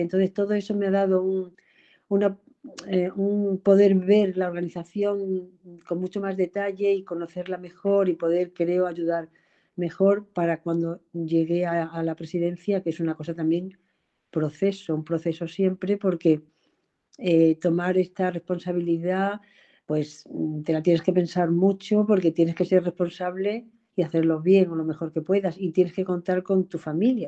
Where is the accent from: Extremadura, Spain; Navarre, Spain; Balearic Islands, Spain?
Extremadura, Spain; moved away as an adult; now in Madrid, Spain; que soy extremeña, venida a Madrid a estudiar y que se casó y se quedó aquí a hacer su vida.